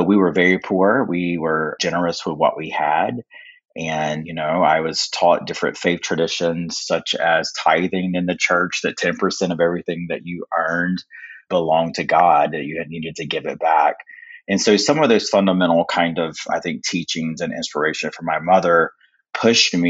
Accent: North Carolina, United States; I am from North Carolina. I'm an enrolled member of the Lumbee Tribe

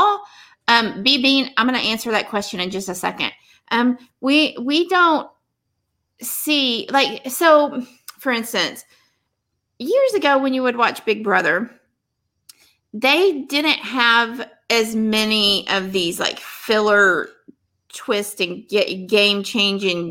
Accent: Texas, United States; I'm from Texas.

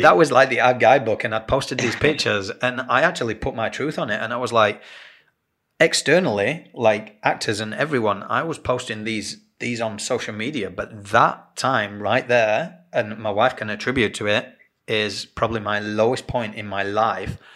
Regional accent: England, United Kingdom; moved away as an adult; now in Australia; being English and growing up, you tend to you go to school

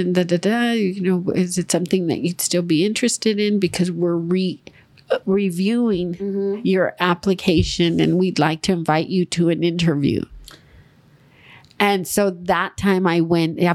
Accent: Los Angeles, California, United States; also born or lived in Monterey Park; I grew up in East LA on City Terrace.

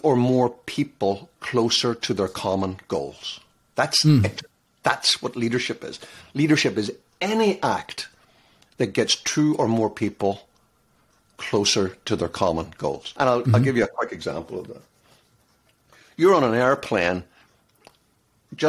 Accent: Ireland; I'm an Irishman

